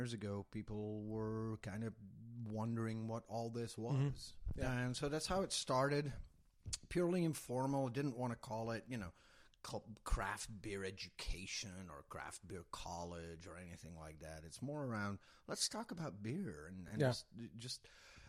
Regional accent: Belgium; moved away as an adult; now in Texas, United States; I'm from Belgium, born and raised in Belgium

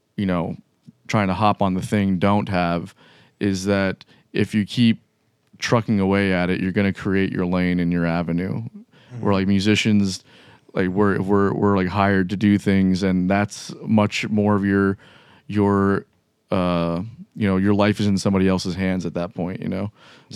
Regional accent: Miami, Florida, United States; now in Jacksonville, United States; I'm from Miami

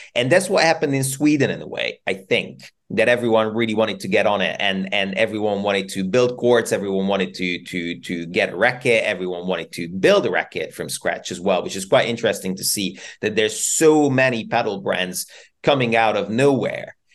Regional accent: Hungary; now in Bristol, United Kingdom; I'm I'm from Hungary originally, and I'm and I'm flying home for a few weeks

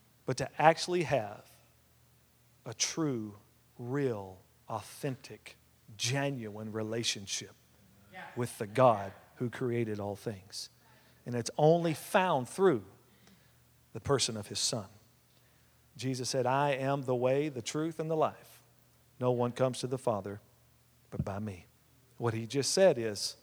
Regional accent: West Texas, United States; We were raised together out in West Texas

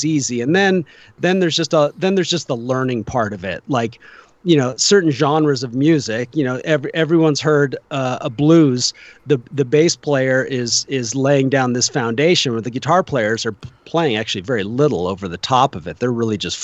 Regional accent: Bay Area, California, United States; moved away; I grew up in the Bay Area

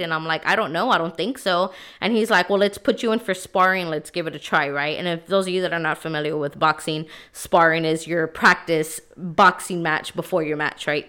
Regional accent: San Antonio, Texas, United States; I'm from San Antonio, Texas, born and raised here

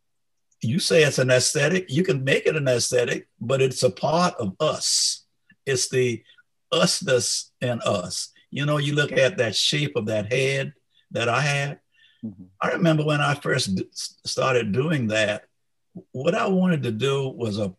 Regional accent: the South, United States; as an African-American growing up in the South

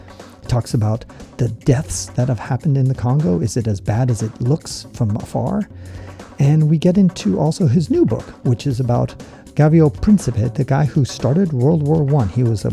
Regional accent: California, United States; when I was growing up in California, we had about a 7-year drought

